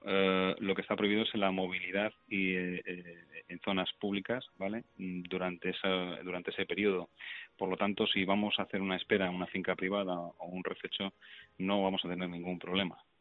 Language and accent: Spanish; Navalcarnero, Community of Madrid, Spain; yo soy de Navalcarnero